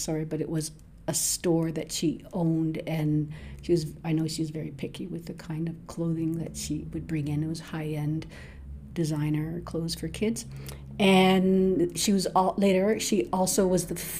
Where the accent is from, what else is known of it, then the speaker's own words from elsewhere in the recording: Toronto, Ontario, Canada; I'm from Toronto, but living in Scarborough, Ontario